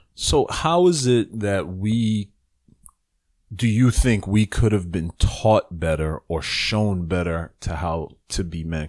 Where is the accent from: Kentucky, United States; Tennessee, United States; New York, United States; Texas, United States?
New York, United States; New York City; moved away; I was born in the Bronx, and I spent the first part of my childhood in the Bronx.